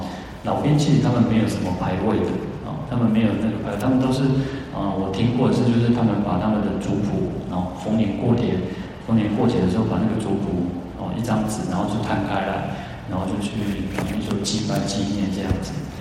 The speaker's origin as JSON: {"language": "Chinese", "country": "Taiwan", "said": "我我们的祖先从从大陆来到台湾，啊，到我已经是到第七代了，啊，到我到第七代嘛。"}